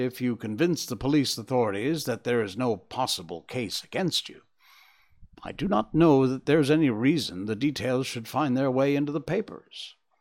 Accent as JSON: {"language": "English", "region": "Connecticut", "country": "United States", "tie": "born or raised there", "said": "That's my home state."}